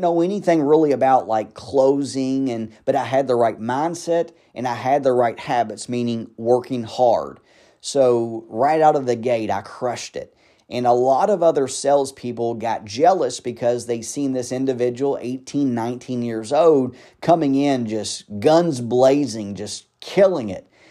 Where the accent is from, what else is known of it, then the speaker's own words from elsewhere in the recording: Louisville, Kentucky, United States; I grew up in the South Side of Louisville, which is not the best of sides of Louisville to, you know, grow up in or a good part of town.